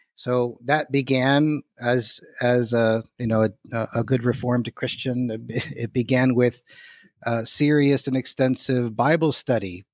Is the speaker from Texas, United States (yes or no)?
no; Miami, Florida, United States; moved away as an adult; also born or lived in Philadelphia / Edinburgh / Orlando / Cambridge; I grew up in Southwest Dade County in Miami, Florida, Cuban father, American mother